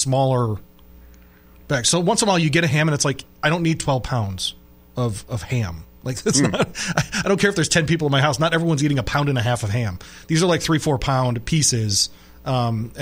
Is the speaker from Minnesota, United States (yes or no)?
no; West Michigan, United States; where I grew up in West Michigan, there was a racetrack